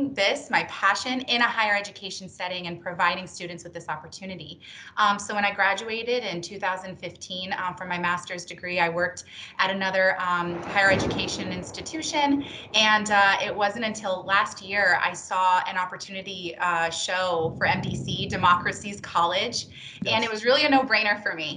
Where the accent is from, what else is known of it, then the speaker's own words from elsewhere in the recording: Tampa, Florida, United States; moved away as an adult; now in Miami, United States; I grew up in the Tampa Bay area, and I moved to Miami just recently in this last